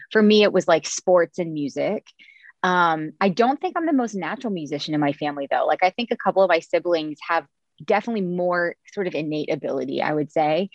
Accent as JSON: {"language": "English", "town": "Cincinnati", "region": "Ohio", "country": "United States", "tie": "born or raised there", "moved": "yes", "said": "Yes, I'm from here. I'm from Cincinnati, where I'm I'm back living now"}